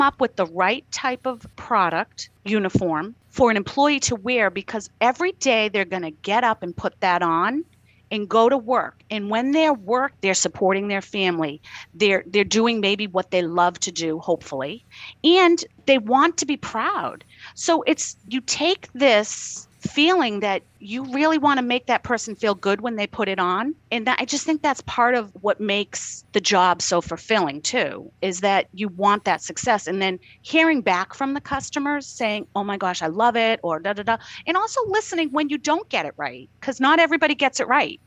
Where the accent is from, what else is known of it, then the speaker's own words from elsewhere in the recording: Boston, Massachusetts, United States; I'm from Boston, my accent